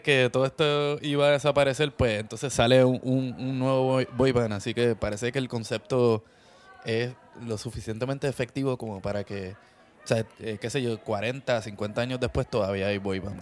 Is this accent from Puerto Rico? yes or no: yes; Puerto Rico; creciendo en Puerto Rico